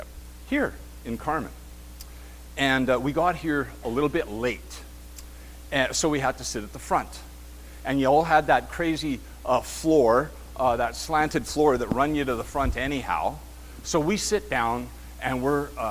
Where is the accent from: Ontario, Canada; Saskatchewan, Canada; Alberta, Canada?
Ontario, Canada; Kenora; We're from Kenora